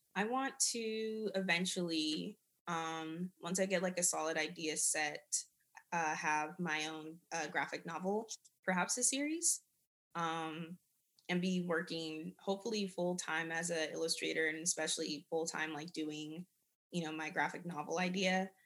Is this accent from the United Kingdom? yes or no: no; Germany; moved away; I grew up in Germany